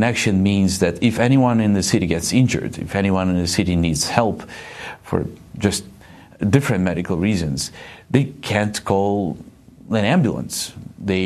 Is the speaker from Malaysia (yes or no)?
no; Eastern Ukraine, Ukraine; This is my home. I was born in Eastern Ukraine